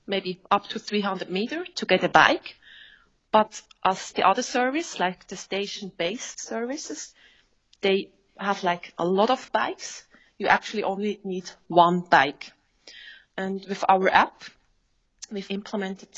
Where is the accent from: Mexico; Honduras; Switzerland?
Switzerland; I'm from Switzerland.